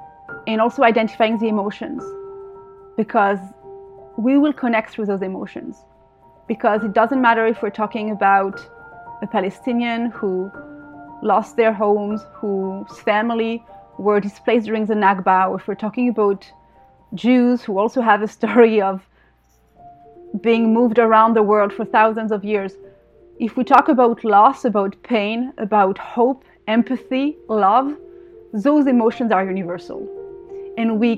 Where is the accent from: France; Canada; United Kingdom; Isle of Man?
France; moved away as an adult; now in Israel; I was born in France, but my family is from Algeria, and my father is Israeli, and I moved here to Israel about 16, 17 years ago now.